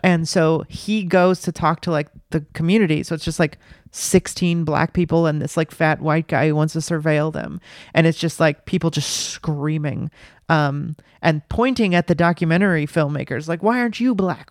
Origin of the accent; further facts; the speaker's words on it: Los Angeles, California, United States; now in New York City, United States; I grew up in Los Angeles in the nineties